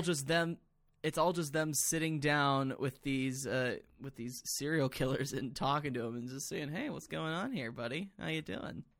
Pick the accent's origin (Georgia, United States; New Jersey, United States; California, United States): Georgia, United States; Atlanta; I grew up in Atlanta